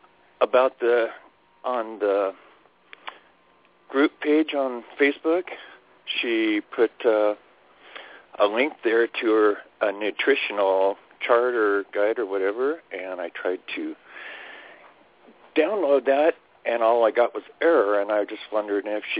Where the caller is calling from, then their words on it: Spokane, Washington, United States; Hi, this is … from Spokane, Washington.